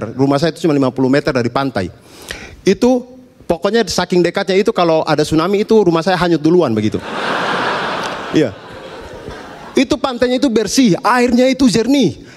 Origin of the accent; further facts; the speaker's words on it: East Nusa Tenggara, Indonesia; Kami orang NTT pakai barang seperti itu dari abad ke-7.